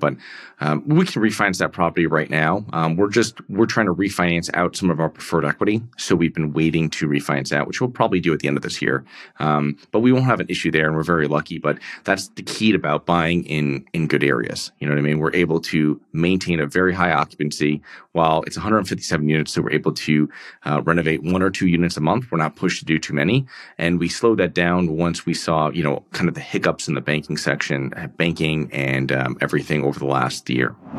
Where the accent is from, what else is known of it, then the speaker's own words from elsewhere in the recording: Connecticut, United States; I'm from, um, I'm from Connecticut, um, from a small town there